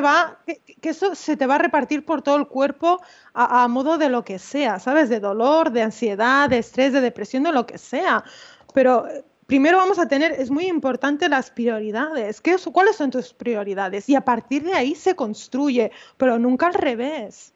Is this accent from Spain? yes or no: yes; Malgrat de Mar, Catalonia, Spain; yo tengo un despacho en, en, en mi pueblo, en Malgrat